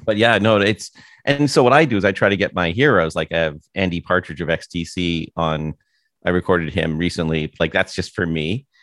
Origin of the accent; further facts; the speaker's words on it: Toronto, Ontario, Canada; moved away as an adult; also born or lived in San Francisco / Vancouver; now in United States; having never lived anywhere else but Toronto